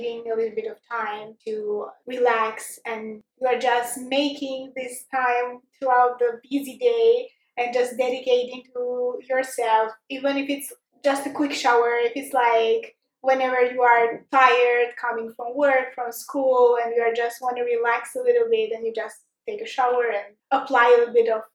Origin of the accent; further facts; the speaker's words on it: Greece; moved away as an adult; now in Canada; I'm coming from Greece